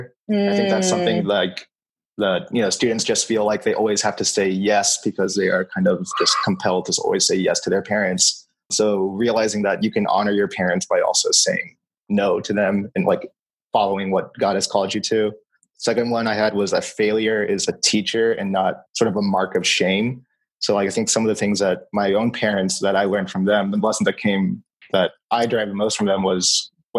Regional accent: Orange County, California, United States; also born or lived in Chicago; I was born and raised in Orange County

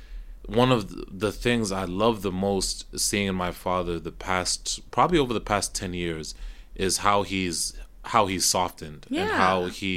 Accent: Kenya; I grew up, I'm Kenyan, so I grew up in a very African household as well

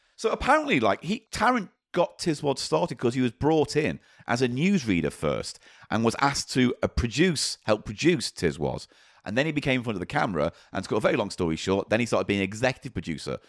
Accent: Granada region, North West England, United Kingdom; I wasn't exposed to it growing up in the Grenada region.

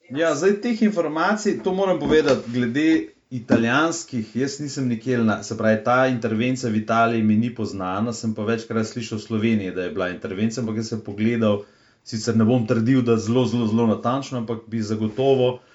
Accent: Slovenia

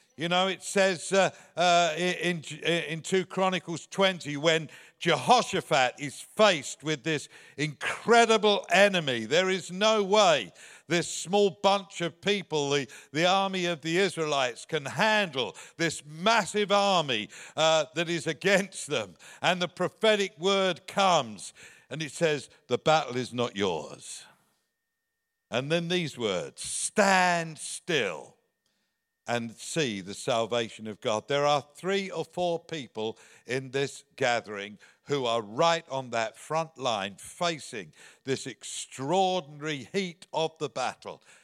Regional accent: England, United Kingdom; moved away; You can hear from my accent that, uh, I'm from the other side of the pond. Uh, there's a little country there called, uh, England, uh, and that's where I was born

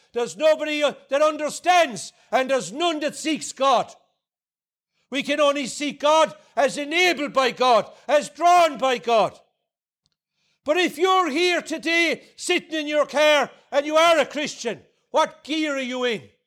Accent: Ardnacrusha, Munster, Ireland; I come from Ardnacrusha in, in County Clare, just outside Limerick City.

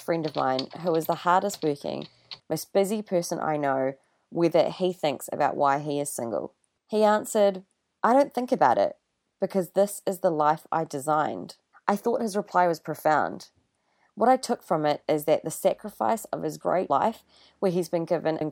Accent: New Zealand; I'm a Kiwi, but I'm also Indian

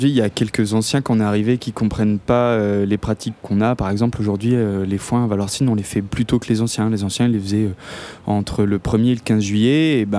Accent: Auvergne-Rhône-Alpes, France; now in Chamonix, France; Moi et ma compagne, on vient des Aravis.

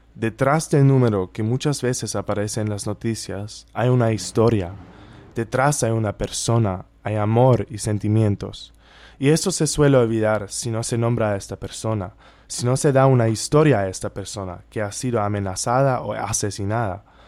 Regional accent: Germany; moved away; soy de Alemania

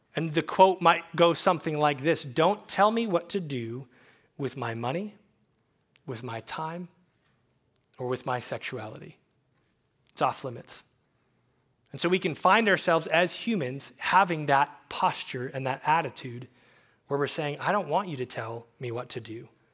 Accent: Billings, Montana, United States; I've been here at Faith Chapel my whole life. I grew up in Billings.

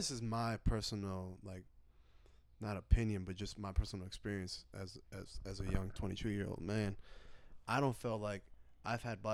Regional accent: United States; United States

